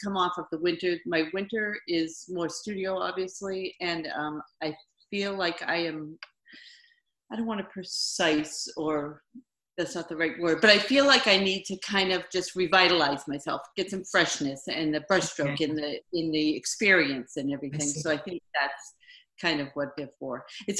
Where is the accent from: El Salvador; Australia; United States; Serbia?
United States; Framingham, Massachusetts; moved away as an adult; also born or lived in Dayton, Ohio; now in Maine, United States; I grew up, I was actually born in Ohio. Oh. And then grew up in Framingham, Massachusetts.